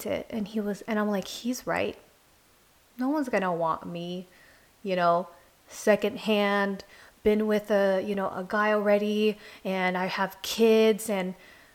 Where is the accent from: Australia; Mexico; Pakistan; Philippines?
Philippines; I'm Filipino